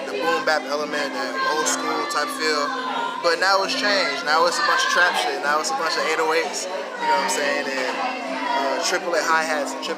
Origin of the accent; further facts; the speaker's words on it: South Florida, United States; also born or lived in Montreal, Canada; I'm from Montreal, Canada. Oh, okay. That's where I was born. I grew up in South Florida.